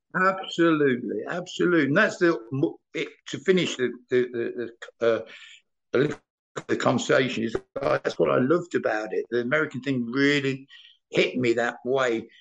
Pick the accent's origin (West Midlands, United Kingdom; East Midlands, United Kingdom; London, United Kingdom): East Midlands, United Kingdom; Leicester; moved away as an adult; now in Germany; I'm from the Leicester side